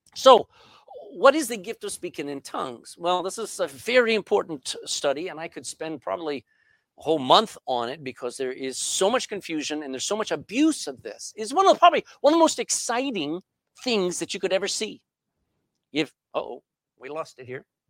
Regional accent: Texas, United States; accent: Texan English; first language English; My mother tongue is English. All right, but not England English. It's Texan English

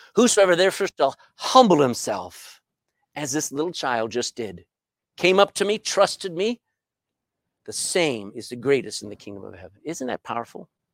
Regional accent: Texas, United States; moved away as an adult; now in Ireland; I'm a Texan.

